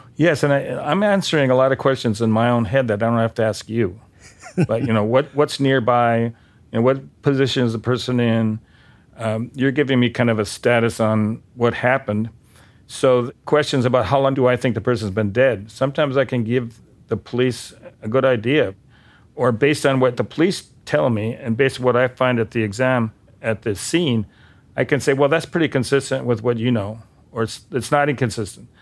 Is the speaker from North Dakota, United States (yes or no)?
yes; Bismarck, North Dakota, United States; moved away as an adult; also born or lived in San Diego; I come from Bismarck